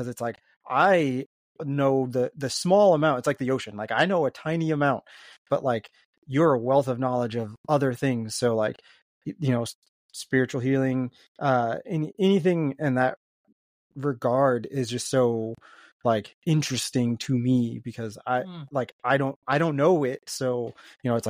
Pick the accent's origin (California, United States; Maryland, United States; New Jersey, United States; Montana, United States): Maryland, United States; I grew up in Maryland